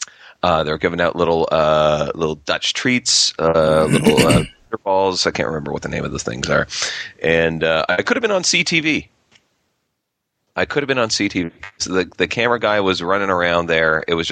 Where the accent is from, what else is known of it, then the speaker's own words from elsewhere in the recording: Gananoque, Ontario, Canada; I'm from Gananoque.